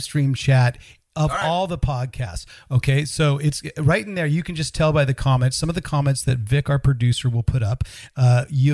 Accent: Northern California, United States; I'm a California man born and raised in Northern California

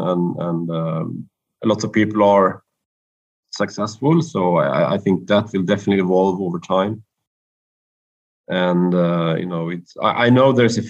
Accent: Karlstad, Värmland, Sweden; here to Sweden and to my hometown

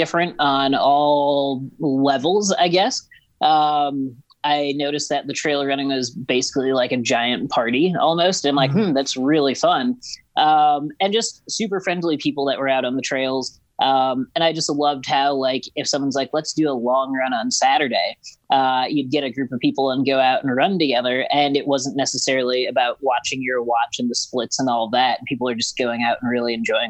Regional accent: Ottawa, Illinois, United States; moved away as an adult; also born or lived in Boulder, Colorado / Leadville, Colorado; Ottawa, Illinois.

